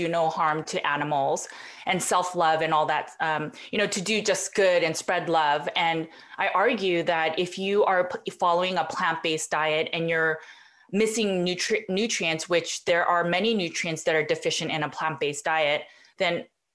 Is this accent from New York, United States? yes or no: no; Los Angeles, California, United States; also born or lived in Berkeley; I grew up in Los Angeles and then I went to Berkeley.